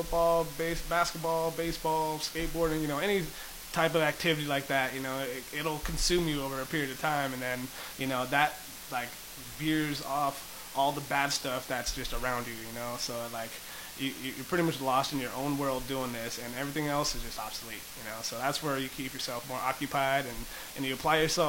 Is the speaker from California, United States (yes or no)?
yes; San Diego, California, United States; My whole childhood, I kind of bounced around throughout everywhere in San Diego mostly